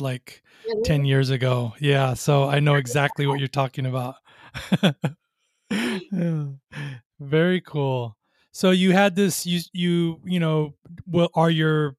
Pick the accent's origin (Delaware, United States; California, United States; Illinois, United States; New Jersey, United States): California, United States; Long Beach; I grew up in Long Beach, California.